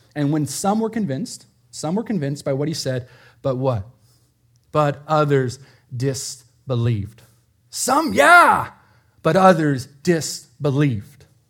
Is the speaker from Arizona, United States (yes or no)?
yes; Prescott, Arizona, United States; moved away; I grew up in Prescott, Arizona